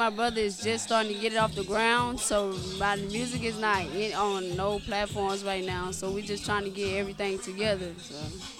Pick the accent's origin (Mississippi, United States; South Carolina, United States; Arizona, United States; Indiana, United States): Mississippi, United States; Biloxi; now in Texas, United States; it was a hard life growing up in Mississippi, Biloxi, Mississippi.